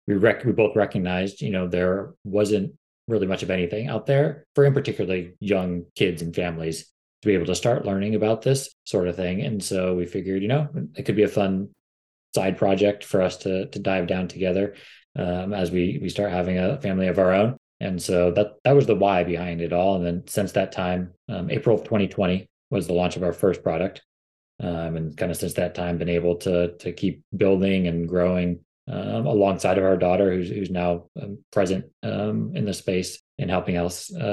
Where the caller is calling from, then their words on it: San Diego, California, United States; We're based out of San Diego, California. So nice sunny day in our neck of the woods.